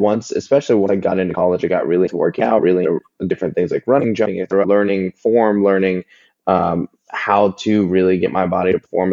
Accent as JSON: {"language": "English", "town": "Columbus", "region": "Ohio", "country": "United States", "tie": "born or raised there", "also_born_or_lived": "Los Angeles", "moved": "yes", "lives_now": "Atlanta, United States", "said": "I grew up in Columbus, Ohio, in the Midwest in the US"}